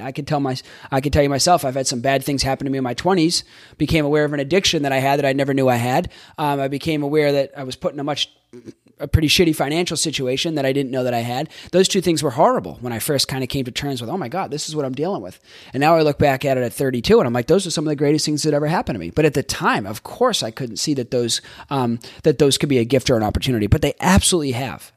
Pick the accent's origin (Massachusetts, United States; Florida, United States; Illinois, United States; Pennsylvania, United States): Massachusetts, United States; Boston; I'm from Boston, and I grew up in a, um, the Northeast